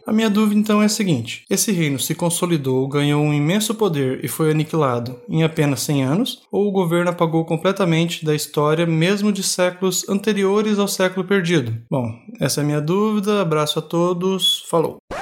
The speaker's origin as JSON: {"language": "Portuguese", "town": "Terra Rica", "region": "Paraná", "country": "Brazil", "said": "sou de Terra Rica, Paraná"}